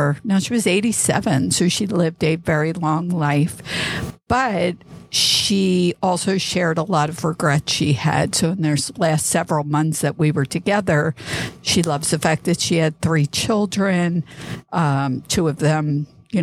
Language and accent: English; East Coast, United States; moved away; I grew up on the East Coast.